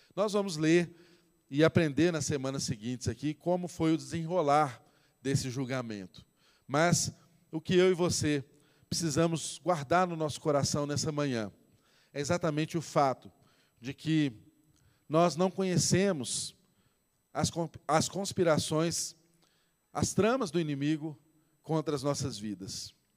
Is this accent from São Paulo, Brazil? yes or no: no; Minas Gerais, Brazil; Todos aqui, a maioria de nós somos mineiros